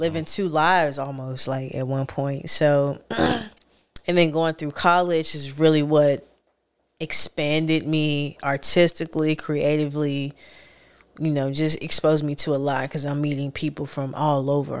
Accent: Raleigh, North Carolina, United States; I grew up on Raleigh heavily

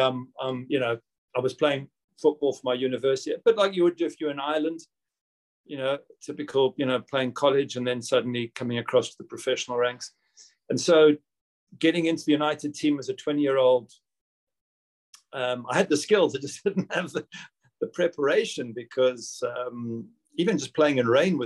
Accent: South Africa; moved away as an adult; also born or lived in Manchester; I'd grown up in South Africa and not in Britain

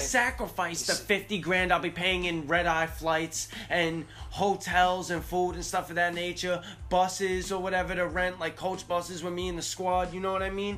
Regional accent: Northeast, United States; I'm from the Northeast

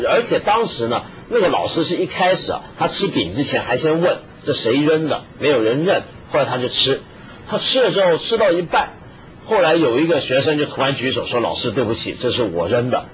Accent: northern China, China; 我们这是北方人

